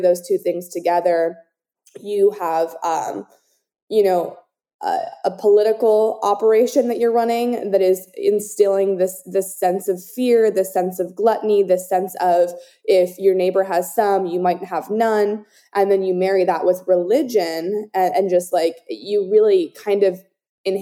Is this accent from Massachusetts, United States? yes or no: no; Southern California, United States; both you and I grew up in Southern California